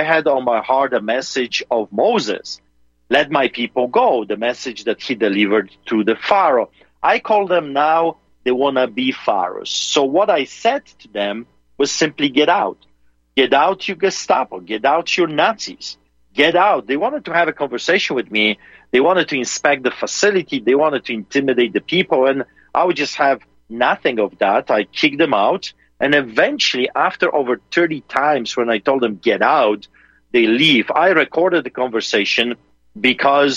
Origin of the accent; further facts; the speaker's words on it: Poland; now in Calgary, Canada; I grew up in Poland behind the Iron Curtain under the boots of the Soviets